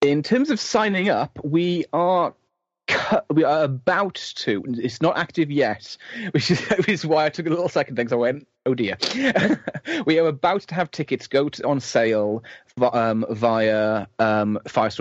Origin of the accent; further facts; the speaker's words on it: United Kingdom; As a British person